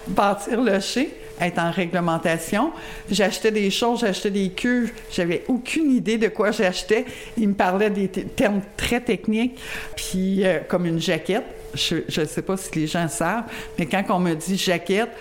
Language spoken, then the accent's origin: French; Longueuil, Quebec, Canada; now in Lac-Mégantic area, Canada; je viens pas d'ici. Euh, je viens de la région de Longueuil